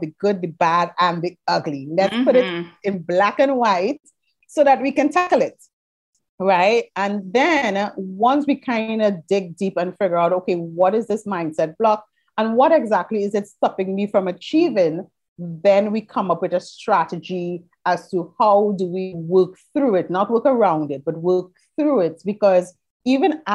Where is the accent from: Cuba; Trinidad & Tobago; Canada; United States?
Trinidad & Tobago; I'm from Trinidad and Tobago, which we are in the Caribbean.